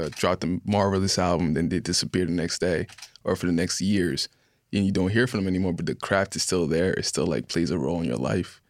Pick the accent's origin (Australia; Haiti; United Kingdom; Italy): Haiti